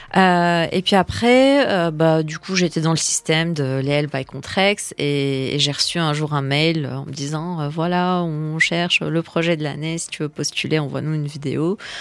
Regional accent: Lebanon; moved away; je suis née au Liban, j'ai vécu la guerre du Liban.

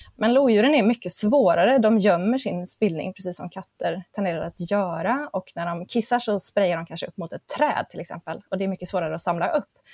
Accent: near Grimsö research station, Örebro County, Sweden; råkar jag vara född och uppvuxen hyfsat nära eh, Grimsö forskningsstation

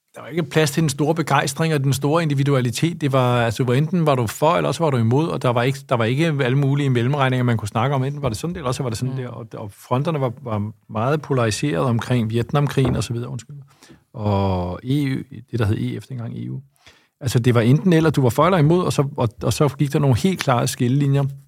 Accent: Lyngby, Capital Region of Denmark, Denmark; also born or lived in Copenhagen; jeg voksede op i Lyngby og har gået på folkeskole i Lyngby

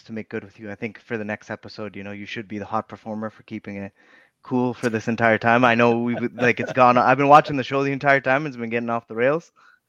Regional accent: Toronto, Ontario, Canada; I grew up in Toronto

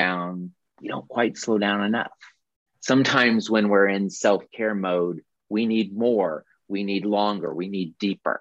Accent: Carbondale, Illinois, United States; Jill, who joins us frequently here, and I grew up in Carbondale, Illinois

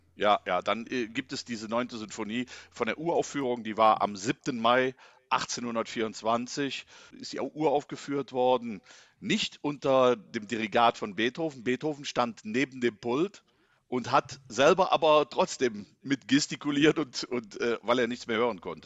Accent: Inden, North Rhine-Westphalia, Germany; ich komme ja aus Inden gebürtig

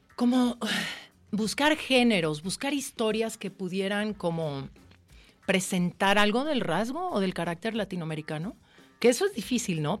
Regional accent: Jalisco, Mexico; es mi tierra y es un homenaje a mi tierra y a mis memorias

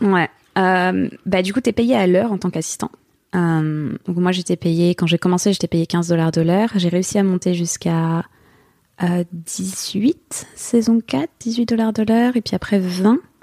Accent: France; moved away as an adult; now in Los Angeles, United States; On est bon petit Français

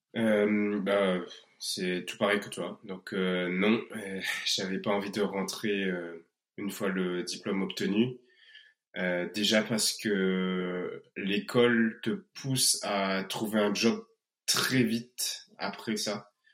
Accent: Réunion; moved away; on ne serait pas des Réunionnais dignes de ce nom

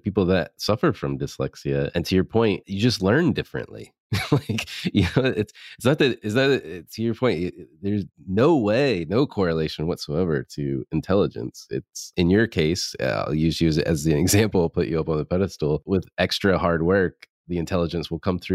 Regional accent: the South, United States; growing up in the South, in NASCAR is a big thing

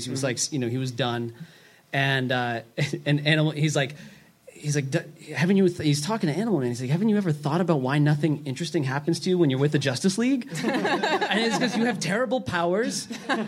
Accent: Maine, United States; I'm from Maine

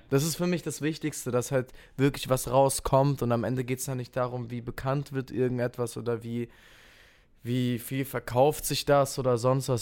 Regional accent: Kehl, Baden-Württemberg, Germany; also born or lived in Offenburg; ich bin geboren in Kehl, das ist direkt an der französischen Grenze und meine Family wohnt in Offenburg. Deswegen ähm, bin ich hier im Park groß geworden

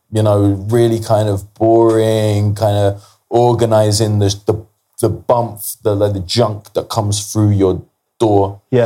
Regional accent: London, United Kingdom; I grew up in Kilburn

